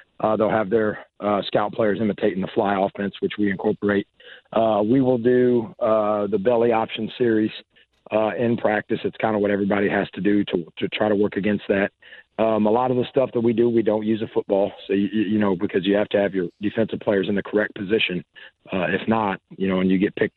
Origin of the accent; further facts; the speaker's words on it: Washington and Warman, Indiana, United States; now in Clayton, Indiana, United States; I grew up in Washington and Warman, so, you know, we had Long's Bakery all the time